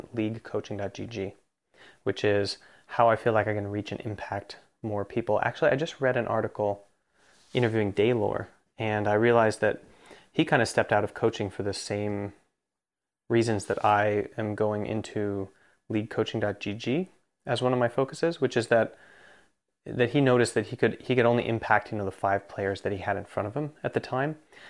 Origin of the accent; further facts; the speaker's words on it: Jyväskylä, Central Finland, Finland; English is a second language; which is where I'm from Finland